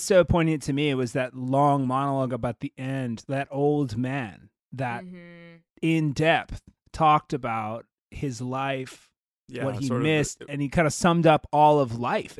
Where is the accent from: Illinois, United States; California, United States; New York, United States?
California, United States; San Diego; We're from San Diego, by the way. Are we supposed to say where we're from? We did.